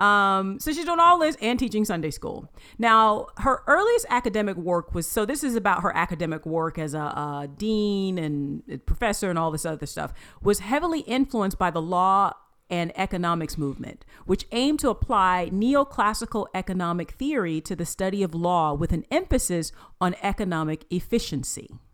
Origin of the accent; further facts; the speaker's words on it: United States; being an American